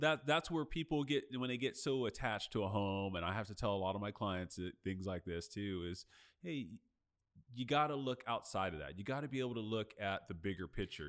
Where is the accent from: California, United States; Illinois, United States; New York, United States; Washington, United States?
California, United States; Los Angeles; moved away; I'm from L A. I still have family in L